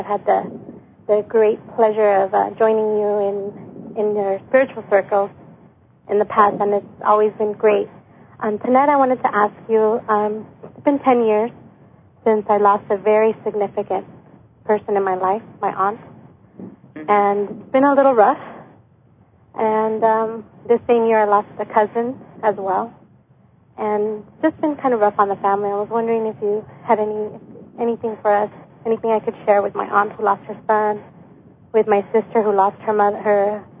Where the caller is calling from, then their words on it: Inglewood, California, United States; I'm calling from Inglewood, California.